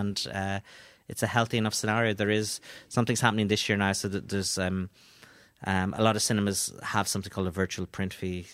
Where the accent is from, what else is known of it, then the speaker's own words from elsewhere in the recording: Donegal, Ulster, Ireland; I am from Donegal